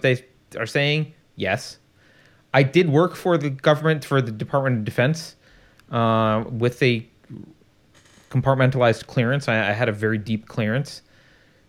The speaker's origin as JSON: {"language": "English", "country": "United States", "said": "I'm American. I'm not a European. And I'm a proud American"}